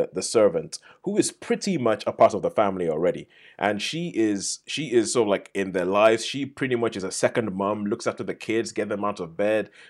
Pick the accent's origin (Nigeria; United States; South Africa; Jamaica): Nigeria; moved away; I grew up in Nigeria